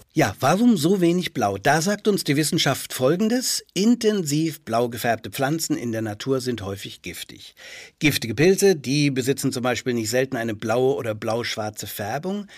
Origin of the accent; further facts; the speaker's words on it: Franconia, Bavaria, Germany; meiner fränkischen Heimat